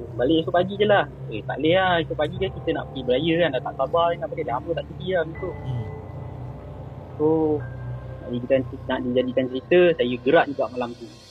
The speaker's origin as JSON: {"language": "Malay", "region": "Johor", "country": "Malaysia", "moved": "yes", "lives_now": "Kuala Lumpur, Malaysia", "said": "Berasal dari Johor, menetap di KL."}